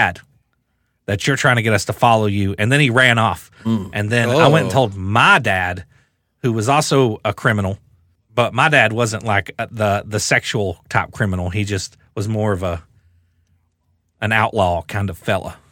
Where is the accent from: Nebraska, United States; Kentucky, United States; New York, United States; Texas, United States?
Kentucky, United States; Rockcastle County; This is Rockcastle County, Kentucky.